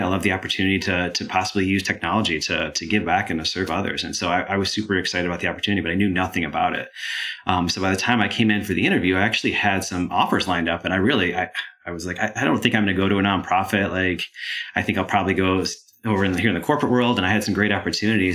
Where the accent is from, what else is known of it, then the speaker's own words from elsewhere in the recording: Michigan, United States; moved away as an adult; now in Georgia, United States; I grew up in Michigan, came down to Georgia to go to school here, and I absolutely love the area, which is why why I'm still here now